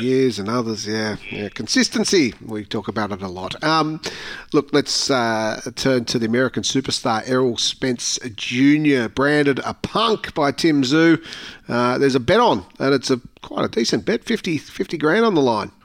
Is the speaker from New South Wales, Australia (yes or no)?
yes; Manly, New South Wales, Australia; I grew up in Manly Beach.